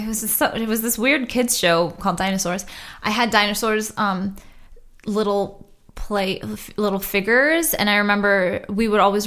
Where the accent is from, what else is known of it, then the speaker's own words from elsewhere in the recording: Boston, Massachusetts, United States; born there; also born or lived in Trinidad; I didn't actually like move to the States until I was 7 or so. Okay. But I am a. Yeah, I was born in Boston.